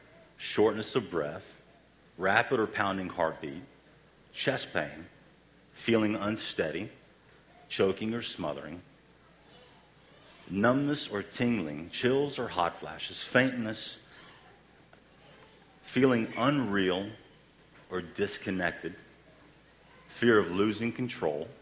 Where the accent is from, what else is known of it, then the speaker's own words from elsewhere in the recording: the South, United States; We're all from the South, so we all eat fried foods